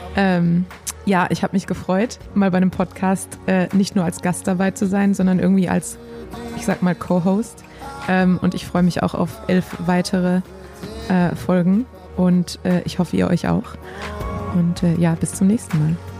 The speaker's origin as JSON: {"language": "German", "country": "Germany", "said": "hier bei uns in Deutschland"}